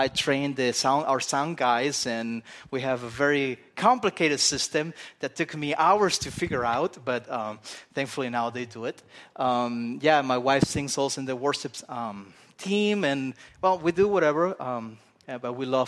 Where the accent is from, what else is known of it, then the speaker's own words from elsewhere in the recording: Spain; I'm a Spaniard. I grew up in Spain, as you can tell by this accent that I have.